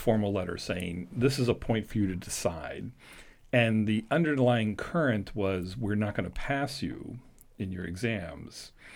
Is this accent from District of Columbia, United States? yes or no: yes; Washington, District of Columbia, United States; moved away; I was born and raised in Washington D.C., so for me it was going home